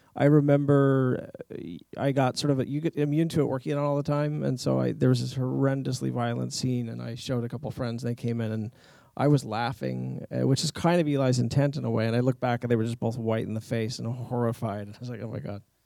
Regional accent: Kyoto, Japan; moved away; growing up in Japan, we had a couple of Japanese instruments around

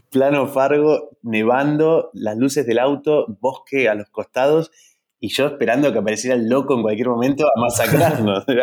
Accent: Neuquén, Argentina; also born or lived in Bariloche; me crié en Neuquén, Bariloche no, después nos fuimos a Bariloche.

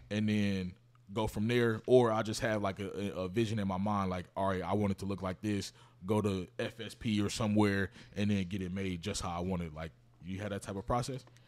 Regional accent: Kansas City, Missouri, United States; I'm from Kansas City

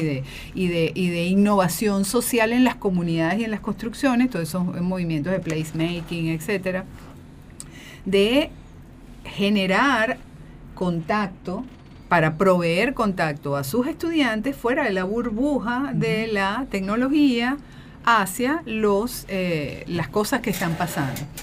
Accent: Venezuela; yo soy venezolana, como decimos en Venezuela

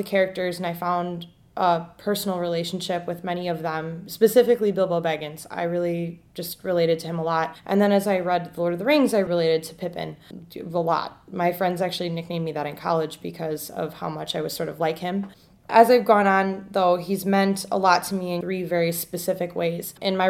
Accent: Brookfield, Wisconsin, United States; I am 24, and I am originally from Brookfield, Wisconsin.

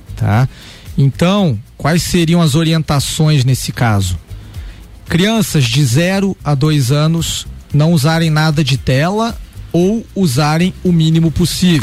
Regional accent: Rio de Janeiro, Brazil; moved away as an adult; also born or lived in Curitiba, Brazil; now in Lages, Brazil; eu sou um carioca, natural do Rio de Janeiro, radicado agora aqui em Lages

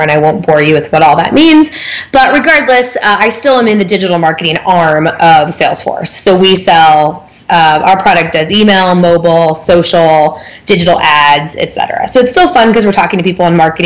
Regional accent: Galesburg, Illinois, United States; moved away as an adult; also born or lived in Greencastle, Indiana; now in Indianapolis, United States; So I grew up in Galesburg, Illinois, which is a town of like 35,000 in West Central. So like almost by Iowa.

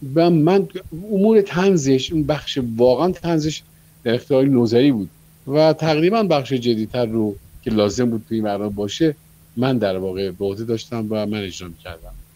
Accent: Babol, Mazandaran, Iran; moved away as an adult; now in Tehran, Iran; در شهر بابل که من زادگاه من

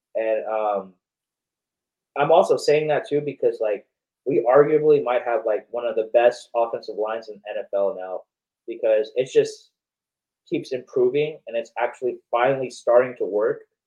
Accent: Long Beach, California, United States; I'm from Southern California. So I, I, I grew up, I wasn't born in Long Beach, but I grew up in Long Beach

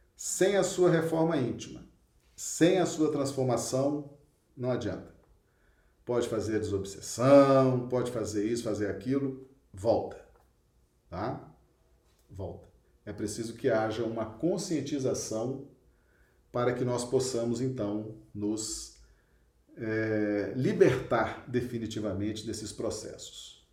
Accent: Belo Horizonte, Minas Gerais, Brazil; moved away as an adult; now in Acre, Brazil; Eu sou de Belo Horizonte, nasci lá, estou no Acre há 28 anos, né? Mas sou mineiro, sou natural de Belo Horizonte

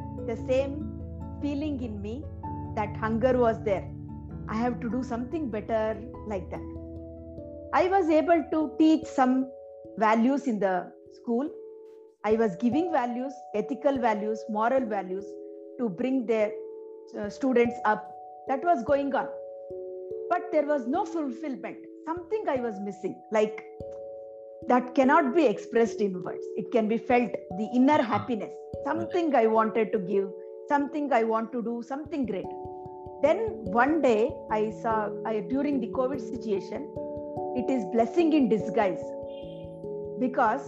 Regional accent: Bangalore, Karnataka, India; from Bangalore. I have born and brought up in a small middle-class family

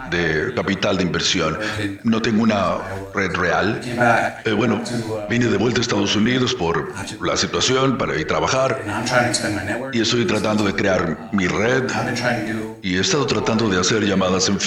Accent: Ukraine; now in United States; regresar a Ucrania, de donde soy

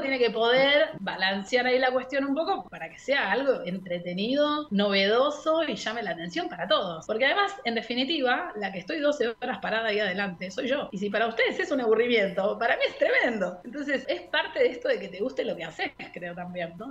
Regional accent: Mar del Plata, Buenos Aires Province, Argentina; moved away as an adult; also born or lived in Puerto Madryn, Chubut; now in Chubut, Argentina; nací en Mar del Plata y fui al colegio alemán toda mi vida

